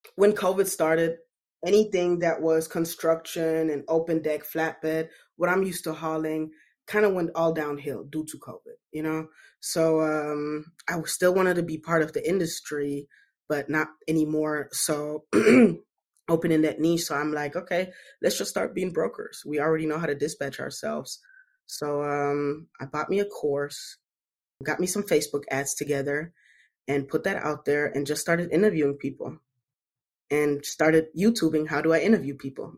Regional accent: Germany; moved away; I grew up in Germany.

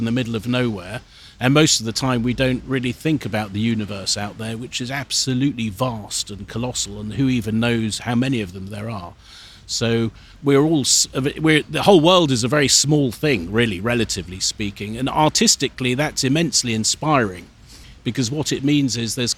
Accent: London, United Kingdom; I was born in Hampstead in London

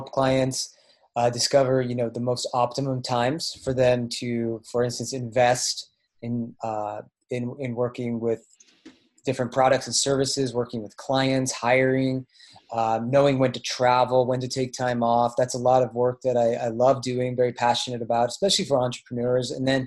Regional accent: Bay Area, California, United States; also born or lived in Oregon / Colorado; now in Asheville, United States; I'm from the Bay Area in California. My family still lives there

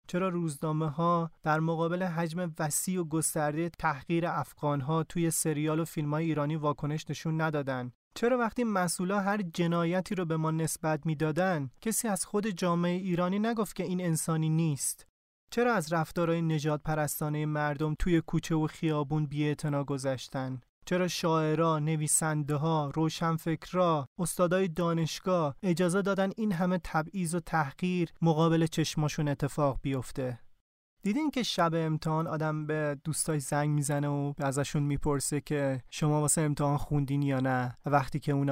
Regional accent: Iran; now in France; بهش گفتم که من از ایران اومدم

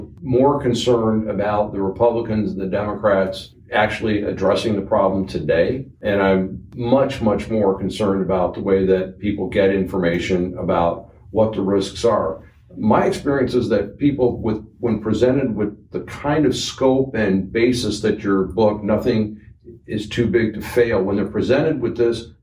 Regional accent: Detroit, Michigan, United States; I'm from Detroit, blue-collar area

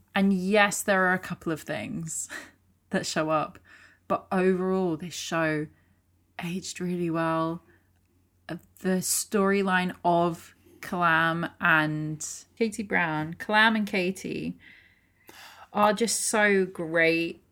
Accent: United Kingdom; we're British

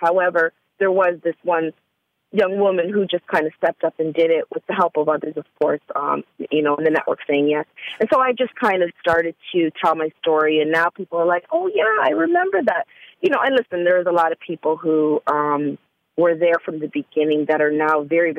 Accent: Canada; now in Atlanta, United States; let me say full disclosure, I am from Canada, and I had only been in Atlanta for about I'd say almost a full year, fully.

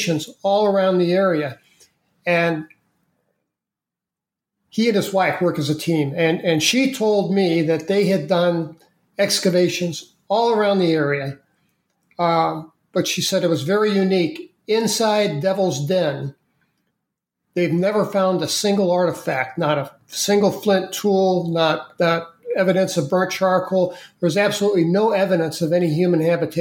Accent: St. Louis, Missouri, United States; I grew up in St. Louis, Missouri.

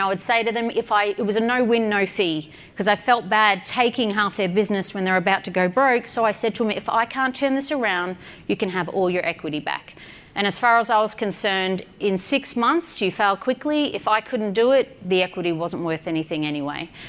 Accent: Australia; I'm an Aussie

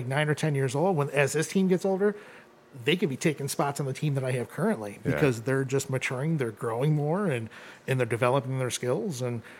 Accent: Oregon, Ohio, United States; I grew up in Oregon.

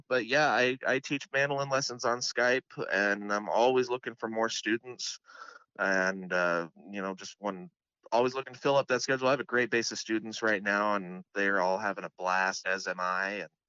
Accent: Seattle, Washington, United States; I'm coming from Seattle myself. It's quite a change, quite a culture shock a little bit, but it's just as beautiful in a different way.

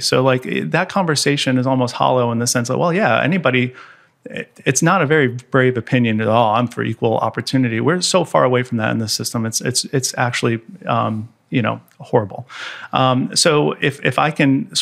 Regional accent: United States; as an American

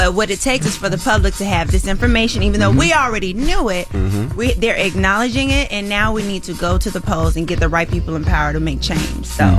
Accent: Nigeria; Let me look at it because I am Nigerian.

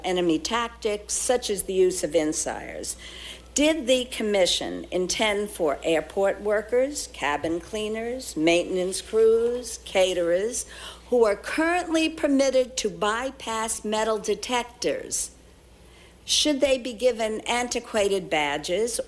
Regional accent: New York, United States; as a New Yorker

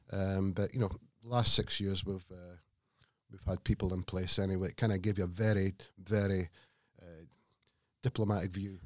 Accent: Scotland, United Kingdom; moved away; I'm a Scotsman

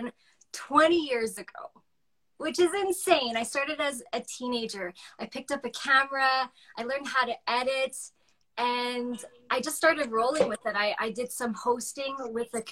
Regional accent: Calgary, Alberta, Canada; moved away as an adult; also born or lived in Yorkton, Saskatchewan; I grew up in Calgary

